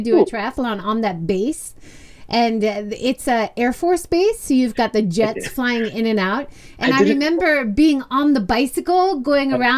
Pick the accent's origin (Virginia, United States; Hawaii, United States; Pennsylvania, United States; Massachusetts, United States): Hawaii, United States; Growing up in Hawaii